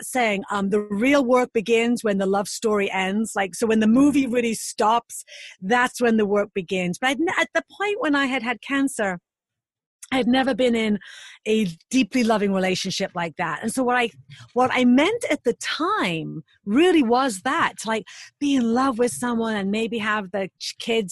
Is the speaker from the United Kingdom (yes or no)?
yes; United Kingdom; now in United States; being British